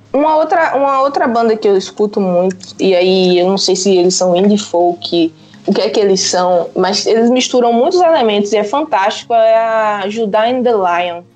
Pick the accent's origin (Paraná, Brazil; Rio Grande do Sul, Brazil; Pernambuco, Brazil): Pernambuco, Brazil; also born or lived in João Pessoa, Paraíba, Brazil; now in Portugal; eu sou pernambucana, morei 10 anos em João Pessoa, agora estou em Portugal.